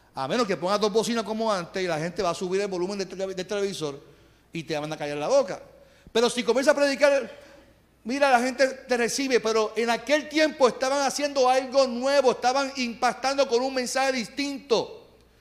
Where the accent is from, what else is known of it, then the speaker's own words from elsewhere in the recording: Carolina, Puerto Rico; soy de Carolina